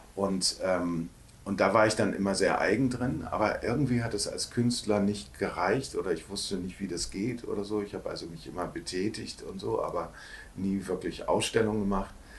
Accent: Hamburg, Germany; moved away as an adult; also born or lived in Cologne; aufgewachsen äh, am Rande von Hamburg, äh, am Flughafen Hamburg

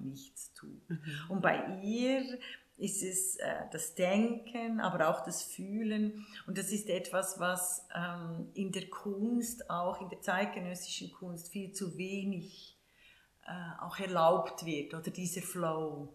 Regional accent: Switzerland; wenn du in den 60er Jahren groß geworden bist, in der Schweiz, in diesem unendlich reichen Land, aber äh, sehr arm aufgewachsen

